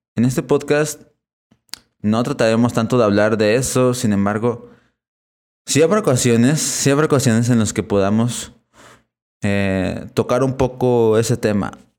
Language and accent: Spanish; Puebla, Mexico; He encarnado en México, en la ciudad de Puebla, así que soy catalogado como mexicano.